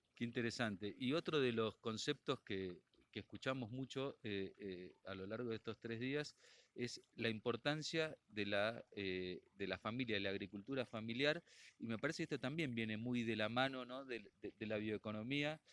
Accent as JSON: {"language": "Spanish", "country": "Argentina", "said": "nosotros estamos acostumbrados a entenderlas en la Argentina"}